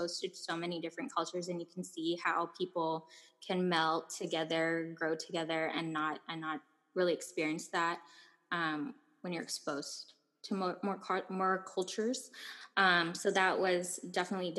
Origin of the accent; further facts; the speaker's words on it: Guam; moved away; also born or lived in Ojai, California; growing up in Guam